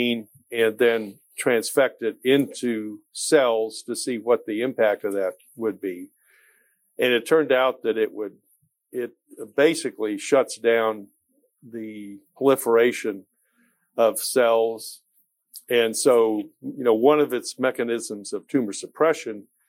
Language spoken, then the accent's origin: English; Kansas City, United States; moved away as an adult; also born or lived in Nashville, Tennessee; Kansas City is my hometown